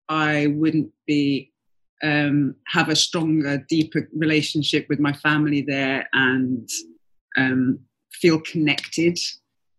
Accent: London, United Kingdom; also born or lived in Ghana; I grew up in Southeast London for the most part, and I spent a couple of years as a baby and toddler in Ghana

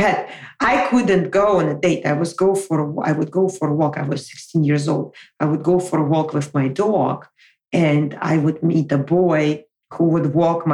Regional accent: Moscow, Russia; moved away as an adult; now in United States; relocate from my hometown of Moscow, where I was born and raised, all the way to the United States

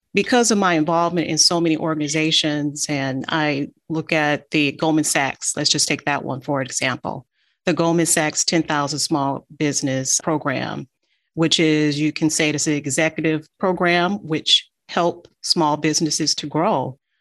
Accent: Detroit, Michigan, United States; also born or lived in Natchez, Mississippi; I was born in Natchez, Mississippi, and I was raised in Detroit. I'm an East Sider in Detroit

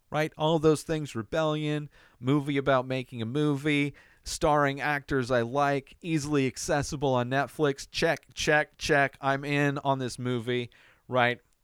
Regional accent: United States; as an American

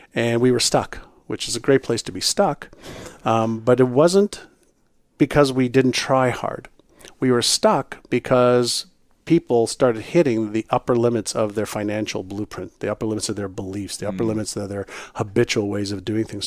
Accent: Montreal, Quebec, Canada; first language Hebrew; English is a second language; moved away as an adult; also born or lived in Israel / Toronto; When I was um, five, six, seven years old, I moved from Israel to Montreal. I spoke mm-hmm. Hebrew, but not English or French

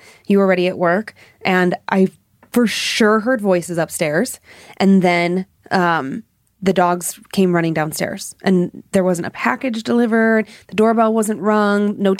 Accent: Planada, California, United States; now in Atlanta, United States; I'm from Planada, California, and I've been living in Atlanta, Georgia since 2013.

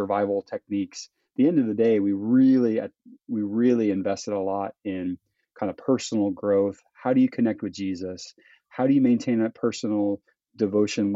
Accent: Florida, United States; moved away as an adult; now in Peru; I come from Florida, from the suburbs

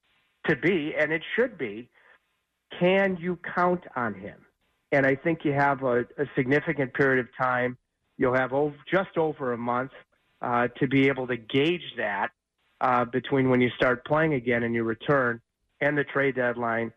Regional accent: Detroit, Michigan, United States; moved away; I'm from Detroit

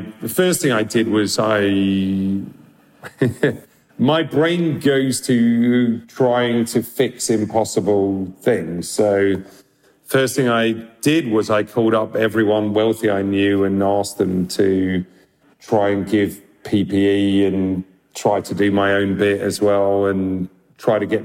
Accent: London, United Kingdom; I grew up in London, in Northwest London

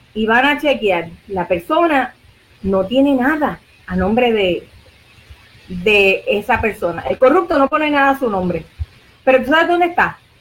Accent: Puerto Rico; nosotros somos territorio de los Estados Unidos

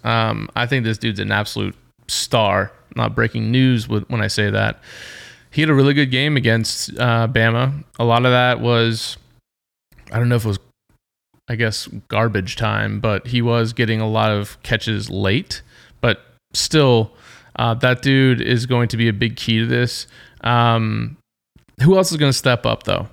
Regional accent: Georgia, United States; I'm from Georgia

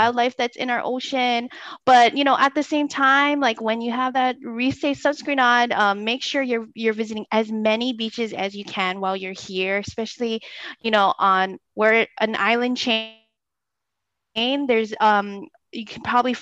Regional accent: Oahu, Hawaii, United States; I'm an island girl born and raised on Oahu through and through.

